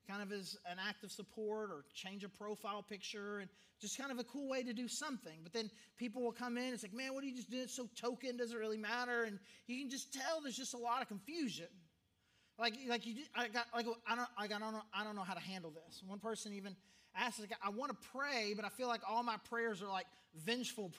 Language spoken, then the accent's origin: English; Arkansas, United States; growing up in Arkansas